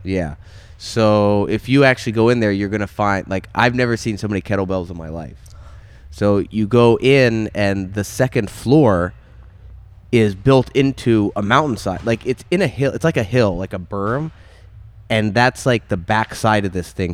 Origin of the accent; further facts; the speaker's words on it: Maine, United States; I grew up in Maine